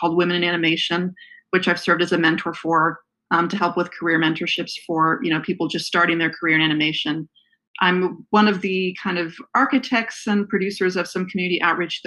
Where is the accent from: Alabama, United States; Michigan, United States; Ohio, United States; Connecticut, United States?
Ohio, United States; Youngstown; moved away as an adult; now in Pasadena, United States; I'm originally from Youngstown, Ohio. I grew up there. I currently live in the LA area